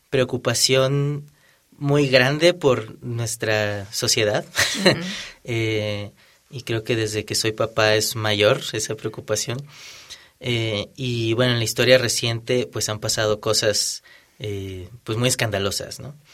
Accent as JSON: {"language": "Spanish", "town": "Monterrey", "region": "Nuevo León", "country": "Mexico", "said": "yo soy de Monterrey."}